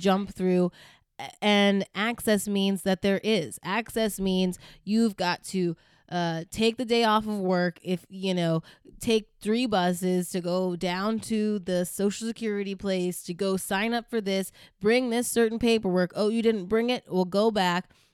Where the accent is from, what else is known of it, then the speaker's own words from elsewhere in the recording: Virginia, United States; so when we grew up in Virginia, we went to a black church with, y, a black Baptist church, a Southern black Baptist church.